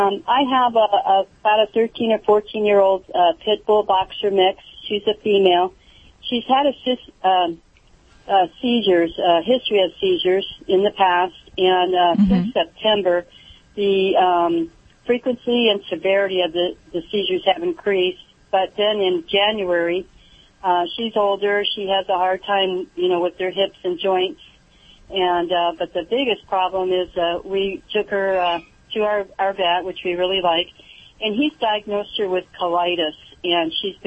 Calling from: California, United States; I'm actually calling from Orange County, California.

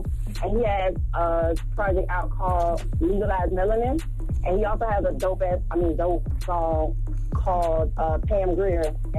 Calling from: Orlando, Florida, United States; also born or lived in Gainesville; So I'm calling from Orlando, Florida. I moved here from Gainesville 3 years ago.

